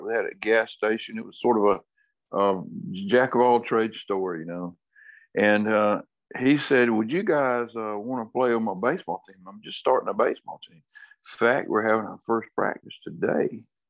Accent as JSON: {"language": "English", "town": "Attapulgus", "region": "Georgia", "country": "United States", "tie": "born or raised there", "said": "The town is Attapulgus, Attapulgus, Attapulgus. And it is a Cherokee word for dogwood."}